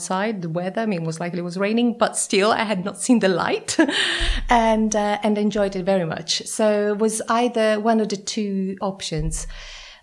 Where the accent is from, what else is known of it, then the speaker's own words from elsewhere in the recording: Florence, Tuscany, Italy; I'm from Florence, and you know, this is a city that is imbued in history.